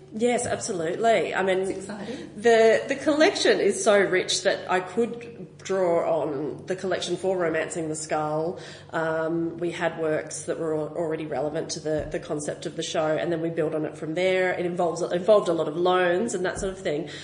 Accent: Western District of Victoria, Australia; I'm from the Western District of Victoria

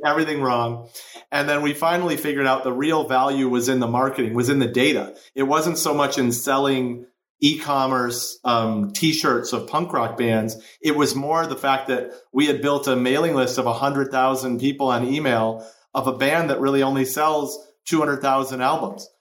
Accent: Chicago, Illinois, United States; now in Los Angeles, United States; I grew up in Chicago

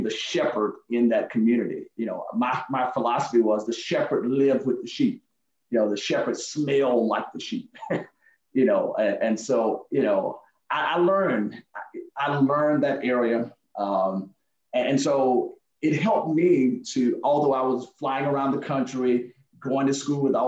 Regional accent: Alabama, United States; now in Fayetteville, United States; when I was growing up in Alabama

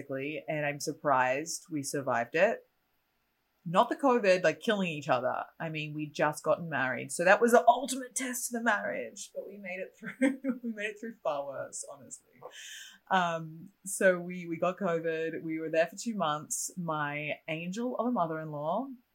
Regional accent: Australia; moved away; I'm a generic Australian

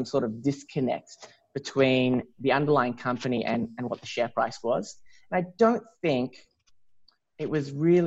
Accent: Melbourne, Victoria, Australia; I grew up in Melbourne

